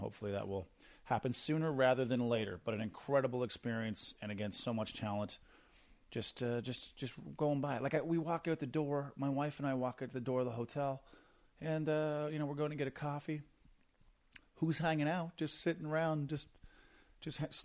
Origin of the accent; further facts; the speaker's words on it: Corner Brook, Newfoundland and Labrador, Canada; now in Calgary, Canada; I come from Cornerbrook, Newfoundland, where we played at Humber Gardens